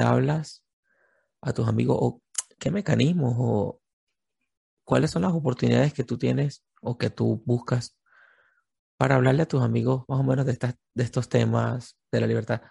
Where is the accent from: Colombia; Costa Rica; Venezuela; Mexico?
Venezuela; nosotros como venezolanos